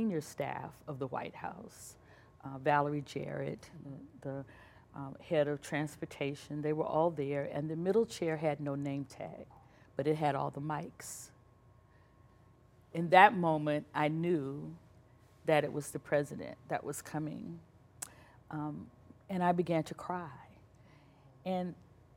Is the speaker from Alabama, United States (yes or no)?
yes; Birmingham, Alabama, United States; moved away; I'm from Birmingham, Alabama.